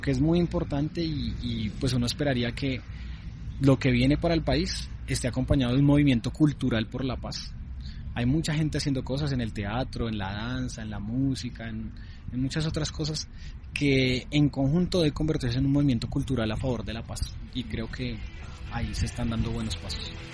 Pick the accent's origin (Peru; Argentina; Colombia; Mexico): Colombia; somos hermanos, somos colombianos, colombianas